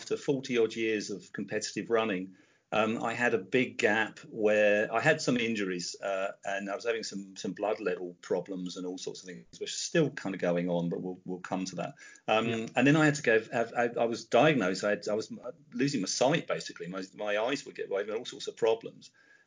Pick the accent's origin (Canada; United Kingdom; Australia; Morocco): United Kingdom; Tunbridge Wells, South East England; moved away as an adult; also born or lived in Portsmouth; I grew up in Tunbridge Wells in Kent, and then I moved down to Portsmouth to go to college